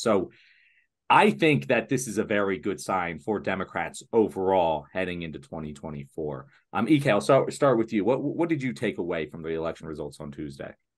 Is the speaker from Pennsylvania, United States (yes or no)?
yes; Pennsylvania, United States; my home state of Pennsylvania